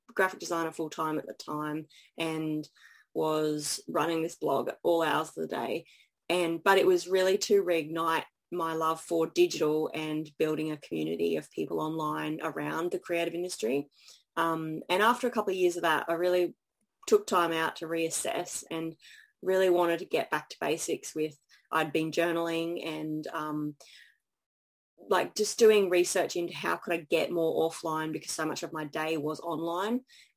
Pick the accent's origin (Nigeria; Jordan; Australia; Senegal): Australia; Brisbane, Queensland; Brisbane because I've lived here most of my life